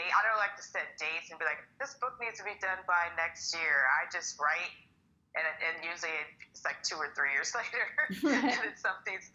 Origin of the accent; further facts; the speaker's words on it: Minneapolis, Minnesota, United States; now in Arizona, United States; I am originally from Minneapolis, Minnesota, but I've lived in Arizona for about 14 years.